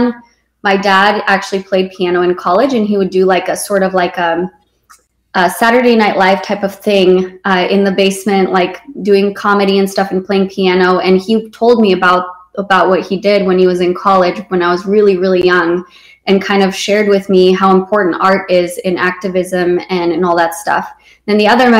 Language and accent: English; Romania; moved away; I was born in Romania and I was born there during communism.